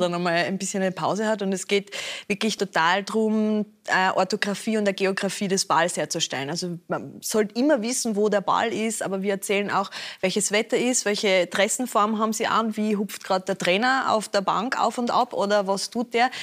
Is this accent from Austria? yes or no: yes; Austria; bei uns in Österreich